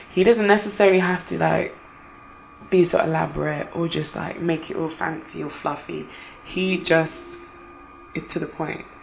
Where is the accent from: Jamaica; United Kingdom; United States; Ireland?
Jamaica; growing up in Jamaica or like living in Jamaica for a short time, I remember it was having like walking uh, like to school.